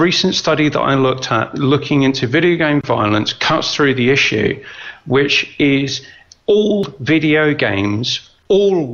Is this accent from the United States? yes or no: no; United Kingdom; I'm British